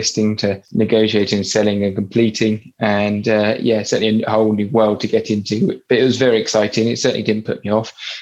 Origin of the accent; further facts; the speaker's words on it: Warsash, South East England, United Kingdom; also born or lived in Birmingham; I grew up locally here in Worsash on the Hamble River, but originally from Birmingham, not that anyone could tell because I've lost my accent